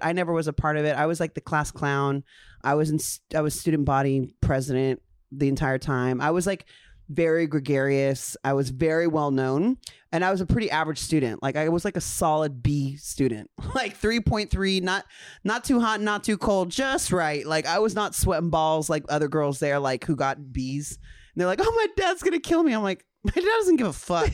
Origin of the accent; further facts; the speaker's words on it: Ontario, California, United States; growing up in Ontario, California.